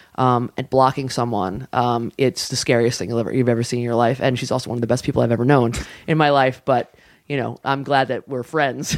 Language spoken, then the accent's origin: English; New York City, New York, United States; also born or lived in Long Island; I grew up in the Bronx, like, all my friends played